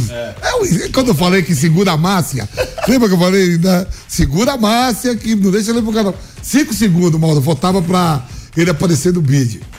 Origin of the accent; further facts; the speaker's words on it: Bahia, Brazil; Mas não esqueça que eu sou você baiano. Você não tá nem ligando. Eu sou baiano. Tá, mas e aí? Bahia, é tranquilidade total.